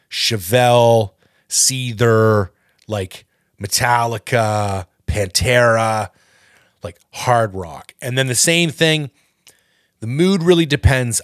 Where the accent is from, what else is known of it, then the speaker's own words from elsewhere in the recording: Canada; I'm not American, I'm Canadian